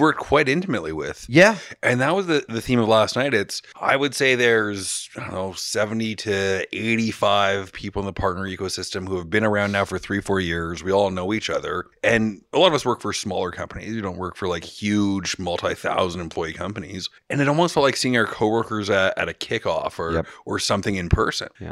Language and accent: English; Toronto, Ontario, Canada; We're in Toronto, my hometown